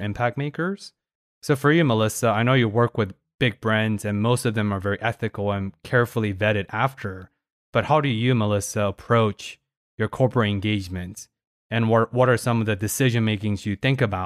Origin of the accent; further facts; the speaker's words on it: Paris, Île-de-France, France; I was born in Paris